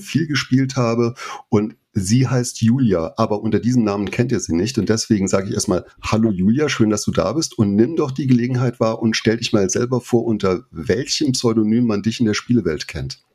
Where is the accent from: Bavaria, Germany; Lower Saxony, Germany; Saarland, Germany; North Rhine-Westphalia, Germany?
Saarland, Germany; aus dem Saarland